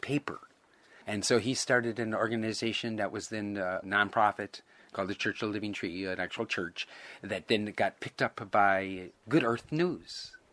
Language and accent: English; Milwaukee, Wisconsin, United States; moved away as an adult; also born or lived in Hana, Maui, Hawaii; now in Hawaii, United States; I was born and raised in Milwaukee, Wisconsin. But I say I grew up in Hana, Maui. I got there when I was 19